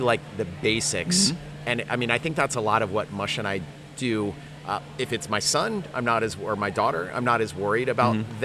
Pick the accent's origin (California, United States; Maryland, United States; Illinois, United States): Maryland, United States; Chevy Chase; I grew up in Chevy Chase, Maryland.